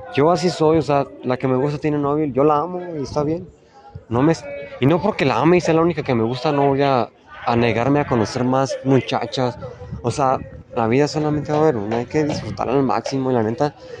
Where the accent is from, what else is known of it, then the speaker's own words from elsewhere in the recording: La Piedad, Michoacán, Mexico; Yo soy de La Piedad, Michoacán